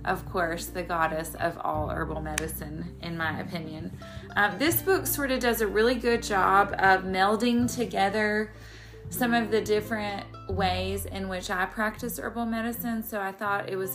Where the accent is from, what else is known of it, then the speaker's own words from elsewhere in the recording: the South, United States; I live in the South, so our winter is short and for the most part mild, although being a Southerner from the day I was born